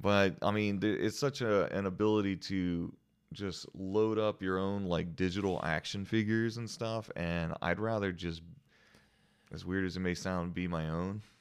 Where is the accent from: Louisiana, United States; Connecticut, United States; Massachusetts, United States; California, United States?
Louisiana, United States; New Iberia; moved away; I'm from New Iberia